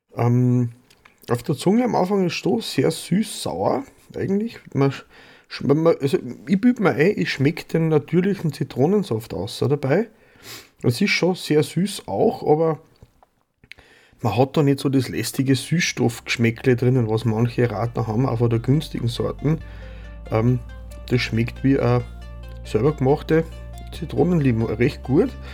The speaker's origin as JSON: {"language": "German", "area": "Vöcklabruck District", "region": "Upper Austria", "country": "Austria", "tie": "born or raised there", "said": "nahe meiner Geburtsheimat liegt. Ich bin aus Bezirk Vöcklerbruck in Oberösterreich"}